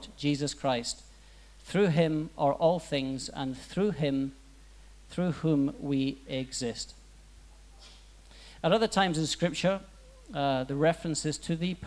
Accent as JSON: {"language": "English", "town": "Aberdeen", "region": "Scotland", "country": "United Kingdom", "moved": "yes", "said": "I'm from Aberdeen, Scotland, so we talk about four times the speed. It's an interesting dialect."}